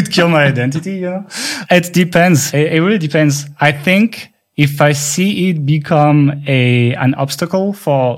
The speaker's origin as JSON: {"language": "English", "country": "France", "second_language": "English"}